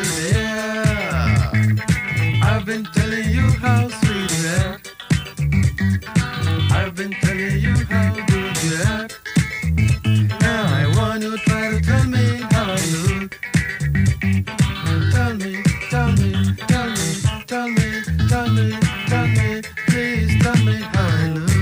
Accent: Rock Island, Illinois, United States; from Rock Island. The Quad Cities, about 3 hours west of Chicago. And yeah, I was born and raised here

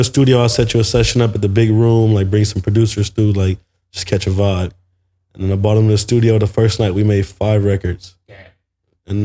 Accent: Carson, California, United States; I grew up in Carson

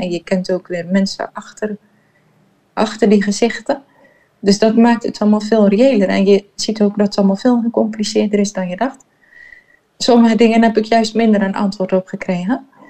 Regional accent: Terneuzen, Zeeland, Netherlands; moved away as an adult; also born or lived in Jerusalem, Israel / Heemskerk; En wij zijn opgegroeid in Zeeuws-Vlaanderen, in Terneuzen

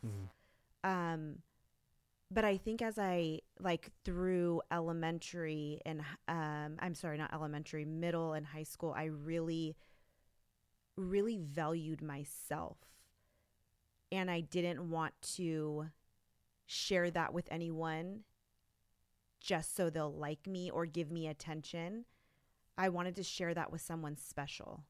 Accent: Los Gatos, California, United States; also born or lived in Santa Clara; I grew up in the Los Gatos Campbell area

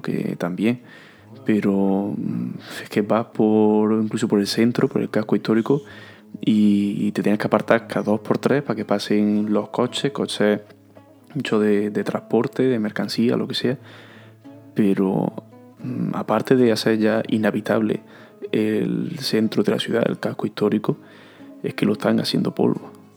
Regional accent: Córdoba, Andalusia, Spain; Y digo, de Villarrubia.

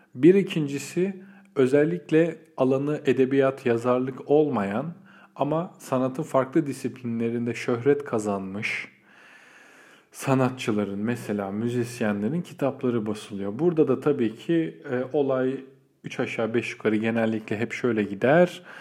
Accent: Istanbul, Turkey; doğma büyüme İstanbullu biri olarak

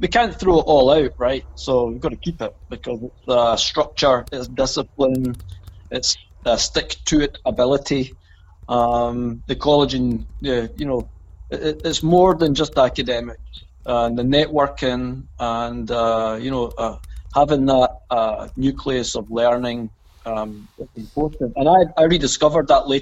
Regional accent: Hamilton, Scotland, United Kingdom; I came from the neighbouring town. I came from Hamilton.

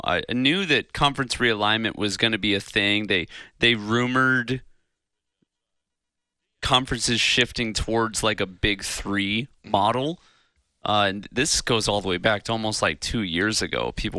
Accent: Chicago, Illinois, United States; moved away; I grew up in the Midwest in Chicago

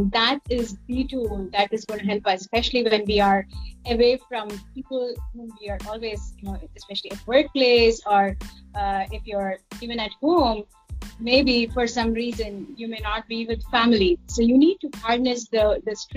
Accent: Mumbai, Maharashtra, India; moved away as an adult; also born or lived in United States; I was born and brought up in Mumbai, and I built my business also here

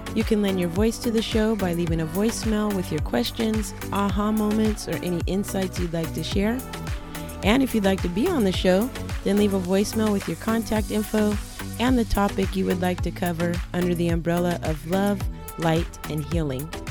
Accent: Southern California, United States; I'm also from SoCal, which is a culture

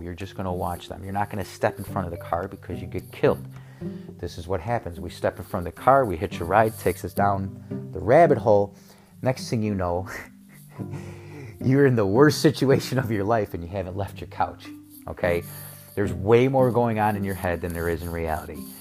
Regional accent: Chicago, Illinois, United States; moved away; also born or lived in Texas / Arizona; I'm from Chicago, I'm Chicago, Chicago, Chicago, Chicago.

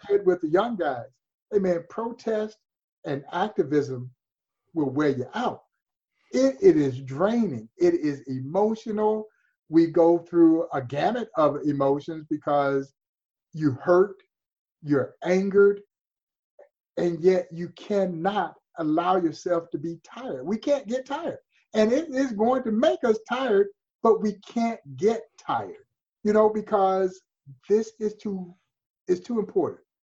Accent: Crawfordville, Georgia, United States; moved away as an adult; also born or lived in Kansas City area, Missouri; now in Kansas City, United States; I've lived in this part of the country longer than I did my my roots growing up in Georgia because I left Georgia when I was 18 years old and never went back home

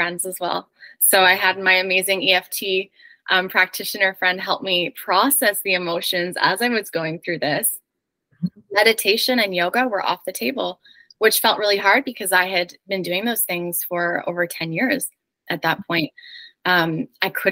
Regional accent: Canada; moved away as an adult; also born or lived in New York City; I'm originally Canadian, and my husband is a dual citizen, American and Canadian

